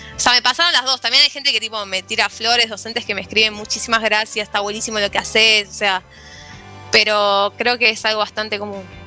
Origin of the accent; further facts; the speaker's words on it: Buenos Aires, Argentina; lo que somos los porteños